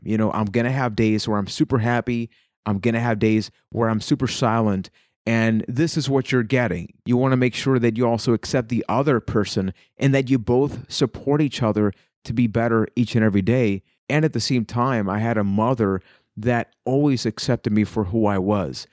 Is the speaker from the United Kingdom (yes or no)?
no; Puerto Rico; I am from Puerto Rico